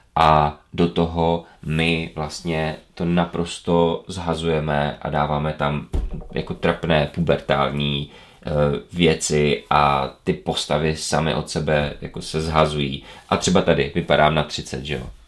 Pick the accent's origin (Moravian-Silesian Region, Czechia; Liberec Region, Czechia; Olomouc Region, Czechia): Moravian-Silesian Region, Czechia; Ostrava; u nás v Ostravě Petřkovicích